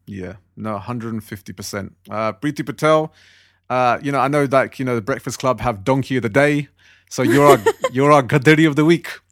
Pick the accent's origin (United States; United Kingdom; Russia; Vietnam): United Kingdom; I was born here, raised here, I pay my taxes here, I work here, I live here